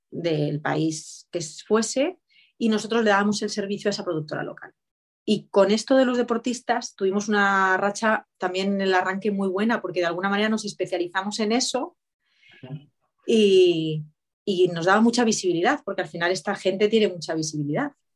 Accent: Spain

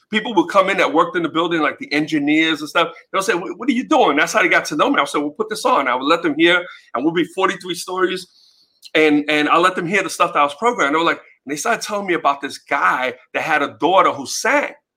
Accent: New York City, New York, United States; born and raised in the Bronx

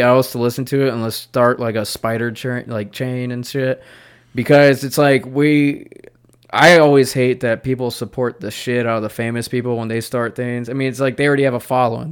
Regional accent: Charlotte, North Carolina, United States

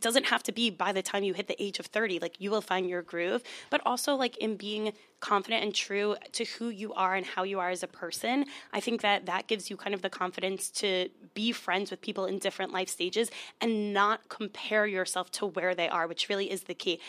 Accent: Long Island, New York, United States; I'm from Long Island.

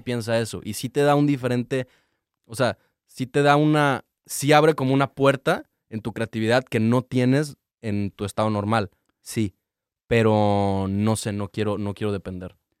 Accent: Cancún, Quintana Roo, Mexico; moved away; soy de Cancún

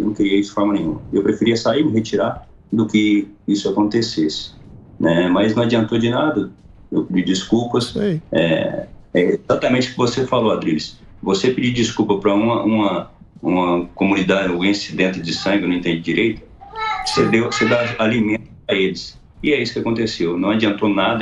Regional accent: Iturama, Minas Gerais, Brazil; eu sou mineiro, do Triângulo Mineiro, minha cidade se chama Iturão, Minas Gerais.

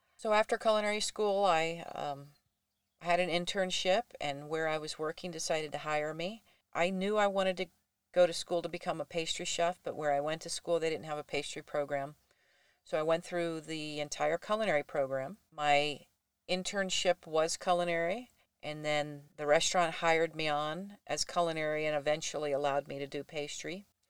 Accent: Florida, United States; born or raised there; also born or lived in Durham, North Carolina / Traverse City, Michigan; now in Buckley, United States

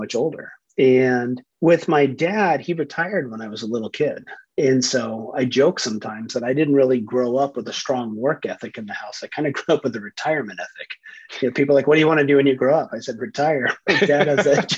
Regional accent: San Francisco Bay Area, Northern California, United States; Northern California, San Francisco Bay Area, just right in between San Francisco and San Jose, right by Stanford.

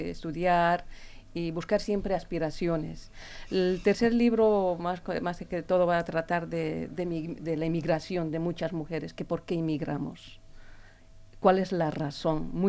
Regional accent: Bolivia; moved away; Yo no soy de aquí, soy de Bolivia

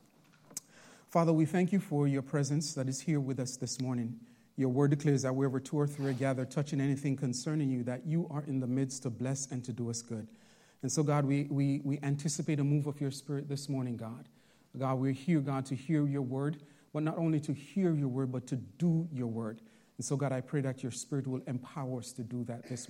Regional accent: Jamaica; also born or lived in Bronx, New York; now in Long Island, United States; I'm originally from Jamaica

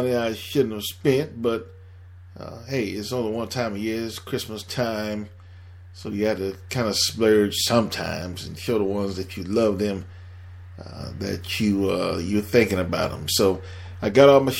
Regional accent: Miami, Florida, United States; moved away as an adult; also born or lived in Atlanta / Delaware / New Jersey / Philadelphia; I'm born and raised in Miami

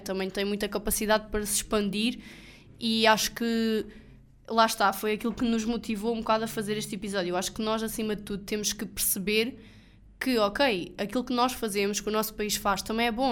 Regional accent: Portugal; nós somos portugueses e devemos ter orgulho no nosso país

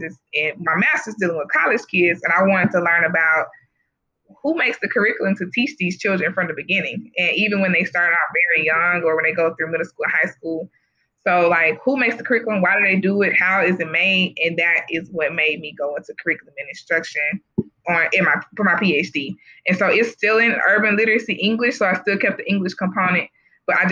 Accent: Jackson, Mississippi, United States; I'm from Jackson, Mississippi, and I grew up in really majority African-American community from K through 12

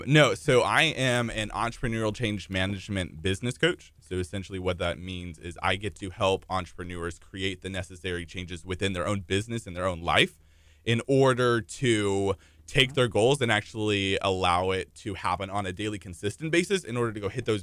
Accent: Houston, Texas, United States; also born or lived in Italy / Michigan / Colorado; So I've moved actually about 13 times, but Texas is home. So I've lived in like Italy, Michigan, Colorado, but Houston is pretty much home.

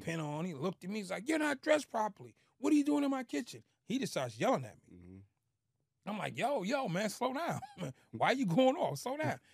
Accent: Boston, Massachusetts, United States; born or raised there; moved away

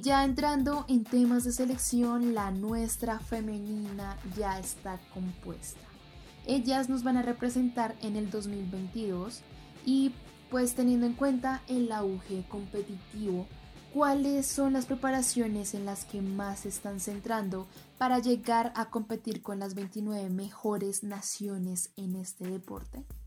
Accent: Colombia; nosotros como colombianas, colombianos y latinoamericanos

